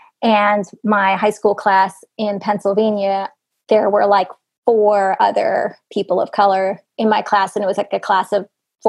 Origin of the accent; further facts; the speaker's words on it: India; also born or lived in New Jersey, United States; So I was born in suburban New Jersey in a relatively diverse town, I think, compared to other parts of the country. My parents immigrated to the U.S. in the mid-1970s, and then in 1985, when I was seven, they moved us back to India